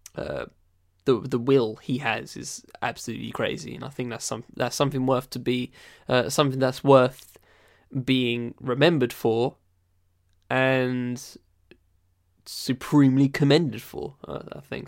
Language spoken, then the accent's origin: English; Essex, East of England, United Kingdom; also born or lived in London; I don't live in London. I was born there, but I moved to Essex when I was, like, six months old